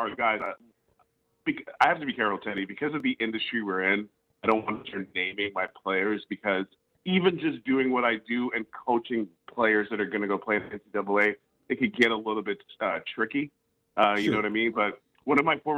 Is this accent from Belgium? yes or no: no; Montreal, Quebec, Canada; I was born in Montreal